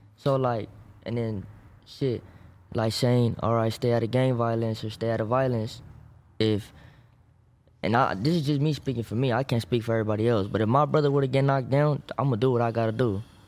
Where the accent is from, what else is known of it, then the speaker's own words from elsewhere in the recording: Maywood, California, United States; I'm from Parkside, Maywood, Huntington Park